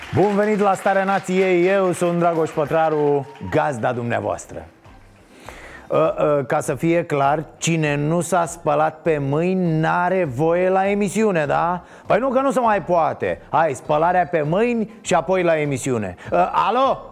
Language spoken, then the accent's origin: Romanian; Romania; ca român